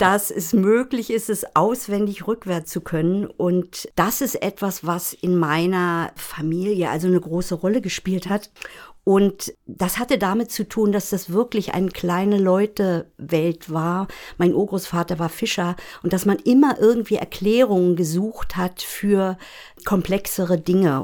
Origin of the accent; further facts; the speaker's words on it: Bergen auf Rügen, Mecklenburg-Vorpommern, Germany; ich bin in Bergen auf Rügen aufgewachsen